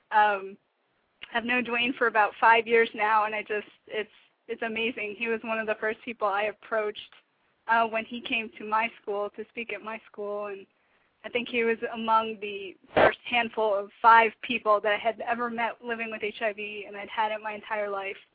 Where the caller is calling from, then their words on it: Atlanta, Georgia, United States; It's …. I'm in Atlanta.